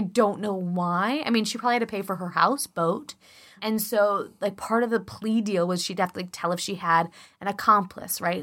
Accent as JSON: {"language": "English", "town": "Chicago", "region": "Illinois", "country": "United States", "accent": "Chicago", "said": "my Chicago accent, the more I drink, the more Chicago comes out"}